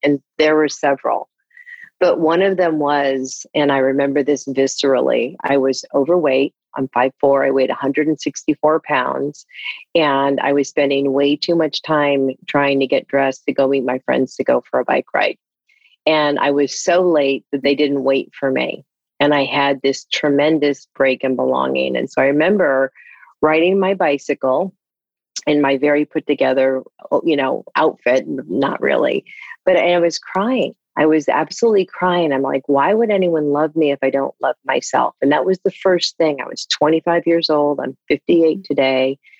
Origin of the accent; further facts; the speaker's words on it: East Coast, United States; and I grew up on the East Coast, we shared that earlier